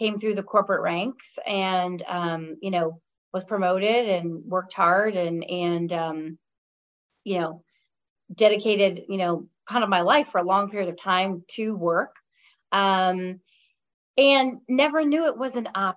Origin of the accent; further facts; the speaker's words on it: Chicago, Illinois, United States; moved away as an adult; now in California, United States; I grew up in Chicago. So actually in the suburbs of Chicago, and then moved in the city to go to college in Chicago when I was 17. So, born and bred there, moved out to California about 4 years ago.